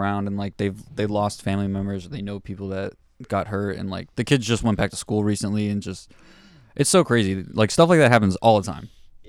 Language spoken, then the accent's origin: English; Florida, United States; we're from Florida